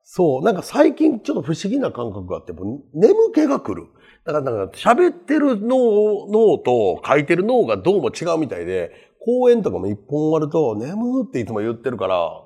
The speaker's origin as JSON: {"language": "Japanese", "region": "Kansai", "country": "Japan"}